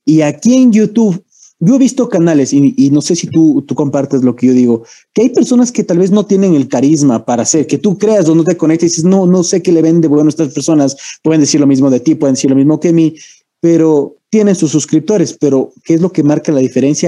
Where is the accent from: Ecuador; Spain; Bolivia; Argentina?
Ecuador; Yo sí soy ecuatoriano